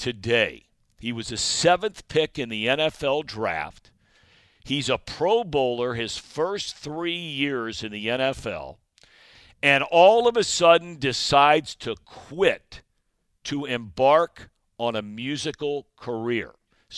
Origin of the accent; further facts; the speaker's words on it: Cincinnati, Ohio, United States; Cincinnati, which I know is a special place for you, and it's my hometown